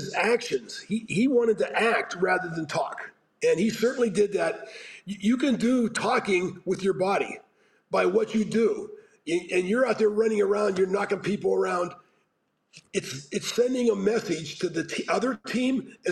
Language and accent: English; Pittsburgh, Pennsylvania, United States; moved away; growing up in Pittsburgh